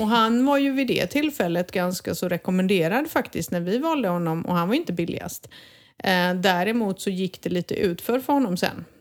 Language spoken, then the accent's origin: Swedish; Sweden; now in Spain; jag som svensk